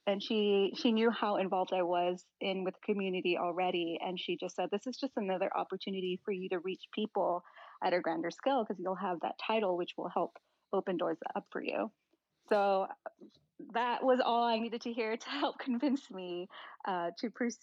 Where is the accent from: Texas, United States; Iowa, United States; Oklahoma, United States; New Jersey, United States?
Texas, United States; McAllen; moved away as an adult; now in Washington, United States; I grew up in McAllen, Texas, and that area is primarily, you know, Latino population